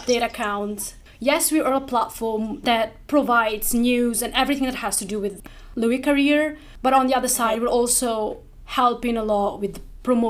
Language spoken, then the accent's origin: English; Italy; now in London, United Kingdom; I'm originally from Italy, but I moved here in London.